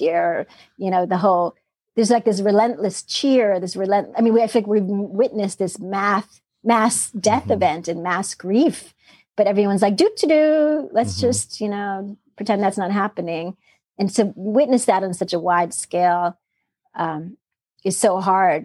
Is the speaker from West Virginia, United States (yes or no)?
no; New York City, New York, United States; also born or lived in Austin, Texas; now in Philadelphia suburbs, United States; growing up in Queens